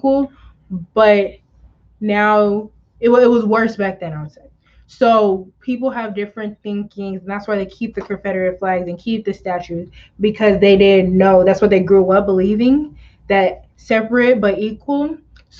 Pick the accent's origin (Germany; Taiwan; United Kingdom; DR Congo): DR Congo; I'm Congolese and I'm a proud Congolese.